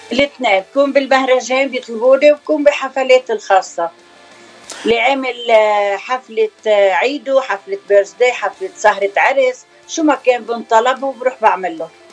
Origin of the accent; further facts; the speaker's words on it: Bechouen / Yahchouch, Keserwan-Jbeil, Lebanon; moved away as an adult; now in United States; ضيعتين صغار كثير انا خلقانه من بشوين